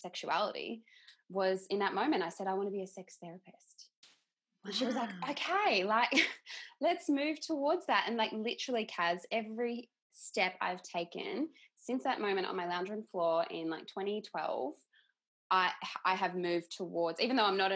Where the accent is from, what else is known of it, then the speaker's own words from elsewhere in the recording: Queensland, Australia; moved away as an adult; also born or lived in Brisbane; now in Perth, Australia; I'm originally from Queensland